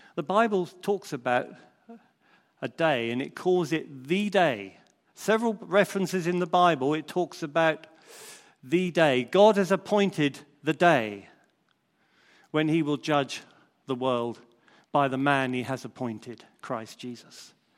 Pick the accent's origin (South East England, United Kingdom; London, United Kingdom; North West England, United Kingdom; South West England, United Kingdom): South East England, United Kingdom; Crondall; when I was a young lad growing up in Crondall